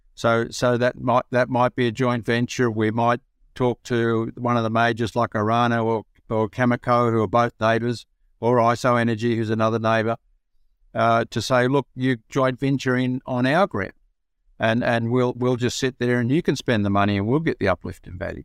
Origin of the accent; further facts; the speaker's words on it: Broken Hill, New South Wales, Australia; I'm a Broken Hill boy, so I was born in Broken Hill